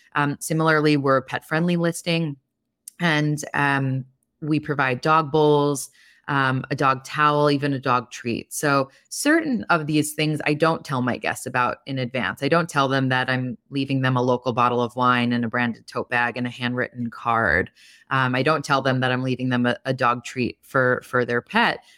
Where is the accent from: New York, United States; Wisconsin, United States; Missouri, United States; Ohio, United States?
New York, United States; Long Island; moved away; I'm from Long Island originally.